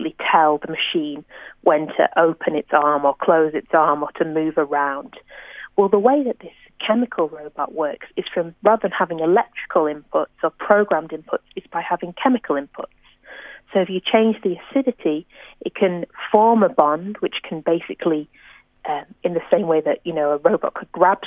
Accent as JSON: {"language": "English", "area": "near Manchester", "region": "North West England", "country": "United Kingdom", "tie": "born or raised there", "moved": "yes", "lives_now": "Australia", "said": "I'm, you know, near my hometown"}